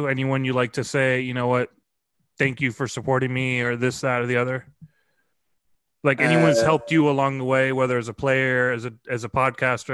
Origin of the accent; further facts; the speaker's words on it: United States; the American that was that traveled to play